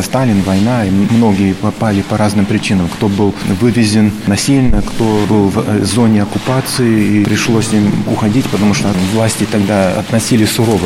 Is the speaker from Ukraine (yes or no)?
no; New York, United States; now in Russia; мы родились в Нью-Йорке от родителей, которые были беженцы из России